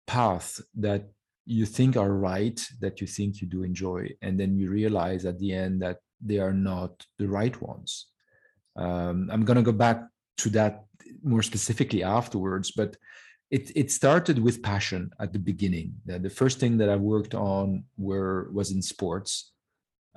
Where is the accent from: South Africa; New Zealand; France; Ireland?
France; moved away as an adult; also born or lived in Lebanon / Canada; I grew up in France. We left Lebanon in 75, at the beginning of the Civil War. So I grew up in France and did all my schooling there.